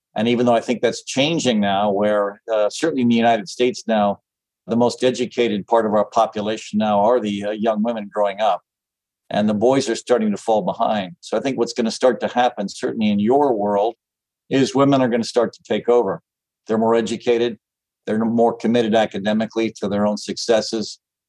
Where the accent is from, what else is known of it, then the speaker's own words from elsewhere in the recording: Mumbai, Maharashtra, India; also born or lived in Calcutta, India / Nairobi, Kenya / Addis Ababa, Ethiopia; I was born in Bombay, India, lived in Bombay and Calcutta, and then in Nairobi, Kenya, and then in Addis Ababa, Ethiopia.